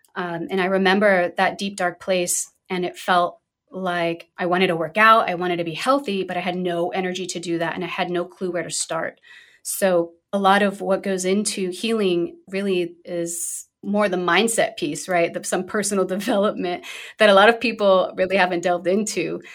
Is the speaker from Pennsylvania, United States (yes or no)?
no; New York City, New York, United States; I'm originally from Brooklyn, New York, so I'm a proud New Yorker.